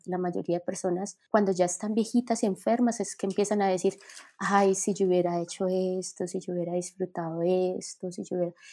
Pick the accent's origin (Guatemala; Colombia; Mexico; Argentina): Colombia; moved away as an adult; now in United States; yo me fui de Colombia